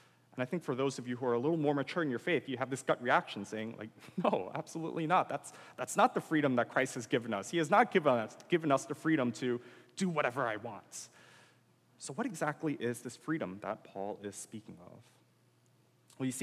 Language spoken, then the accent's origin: English; United States; as an American